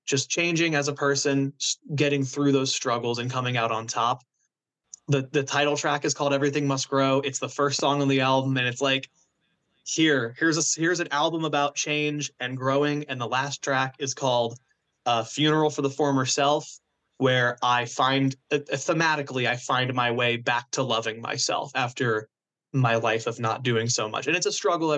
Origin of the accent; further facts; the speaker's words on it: Florida, United States; moved away as an adult; now in New Jersey, United States; I just wanted to get out of Florida so badly. And I was like, there has to be more to life than this shitty touristy